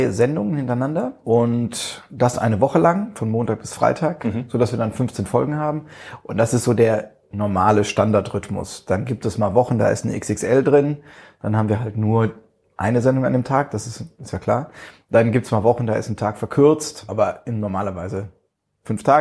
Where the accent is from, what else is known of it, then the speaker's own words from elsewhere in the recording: Neustadt an der Weinstraße, Rhineland-Palatinate, Germany; Richtig, ich bin geborener Pfälzer.